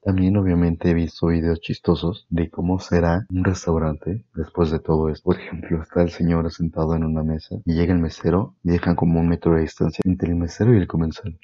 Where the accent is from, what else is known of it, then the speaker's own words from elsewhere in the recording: Mexico; como mexicanos